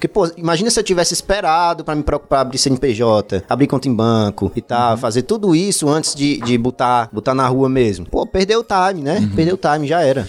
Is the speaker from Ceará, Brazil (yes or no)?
yes; Fortaleza, Ceará, Brazil; moved away as an adult; now in São Paulo, Brazil; tô morando em São Paulo tem uns dois anos. Eu sou de Fortaleza, sou do Ceará